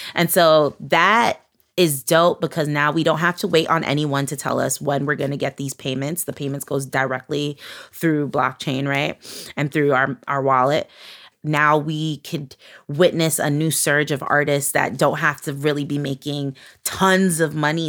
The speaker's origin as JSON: {"language": "English", "town": "New York City", "region": "New York", "country": "United States", "tie": "born or raised there", "said": "I grew up in Flatbush, Brooklyn, which is like a Caribbean, West Indian, Latin community"}